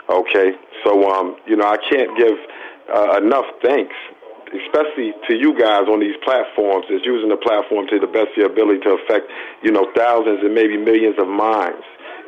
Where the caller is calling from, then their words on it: Beacon, New York, United States; calling from Beacon, New York.